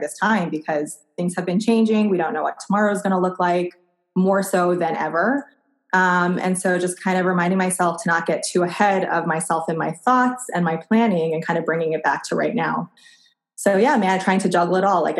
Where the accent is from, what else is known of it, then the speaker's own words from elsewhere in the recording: East Coast, United States; moved away as an adult; now in Portland, United States; I grew up on the East Coast. I moved to Portland, Oregon about 6 years ago